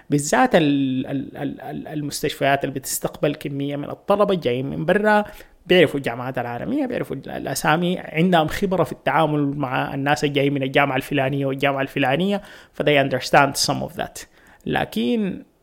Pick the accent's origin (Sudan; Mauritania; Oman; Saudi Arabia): Sudan; moved away; انا جاي من السودان علاقاتنا الاجتماعيه اكبر بنعرف عن اصحابنا وعن الناس اللي معانا في الشغل اكتر ونساتنا اكتر هنا العلاقات منقفله شديد